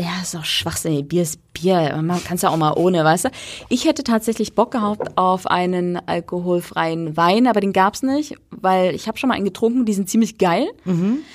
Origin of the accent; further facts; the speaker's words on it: East Germany, Germany; ich bin Ossi